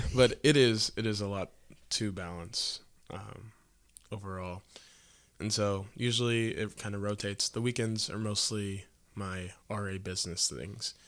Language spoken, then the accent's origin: English; Quincy, Illinois, United States; I'm from Quincy, Illinois, so that's about two and a half hours north of here